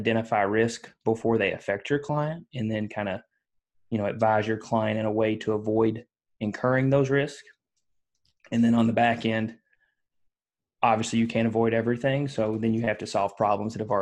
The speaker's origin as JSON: {"language": "English", "town": "Leitchfield", "region": "Kentucky", "country": "United States", "tie": "born or raised there", "said": "I'm born and raised in Kentucky, which is not Louisville."}